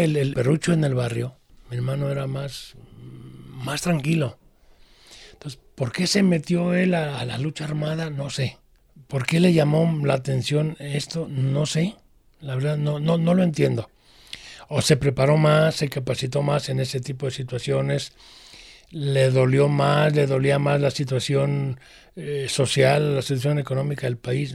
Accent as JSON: {"language": "Spanish", "town": "Guadalajara", "region": "Jalisco", "country": "Mexico", "tie": "born or raised there", "also_born_or_lived": "Arandas, Jalisco"}